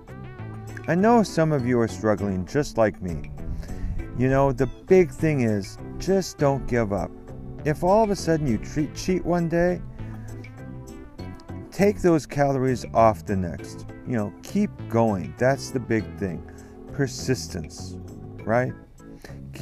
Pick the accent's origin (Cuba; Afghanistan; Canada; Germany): Canada; Stratford, Ontario; I'm coming to you from Stratford, Ontario, Canada, the home of the Stratford Festival and my hometown. This is where I grew up